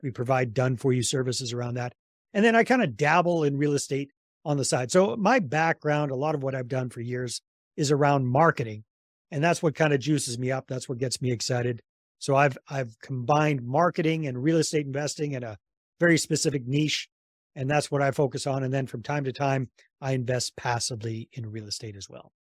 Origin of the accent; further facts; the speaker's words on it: British Columbia, Canada; moved away as an adult; also born or lived in San Jose, Costa Rica; I'm originally from Canada, from British Columbia